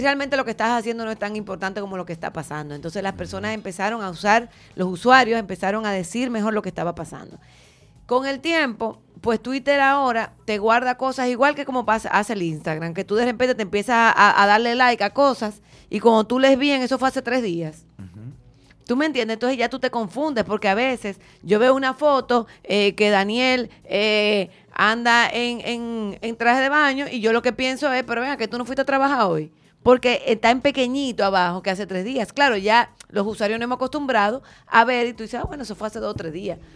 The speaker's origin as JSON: {"language": "Spanish", "country": "Dominican Republic", "said": "nosotros como dominicanos"}